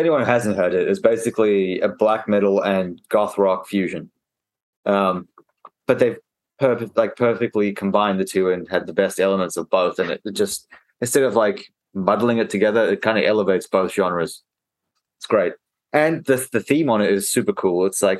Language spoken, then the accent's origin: English; Australia; And I said I was from Australia and everyone cheered.